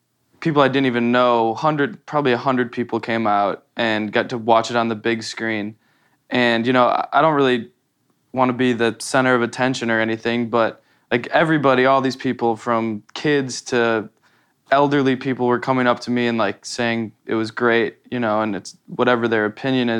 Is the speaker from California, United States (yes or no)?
no; Wisconsin, United States; a really cool old theater in my hometown in Wisconsin.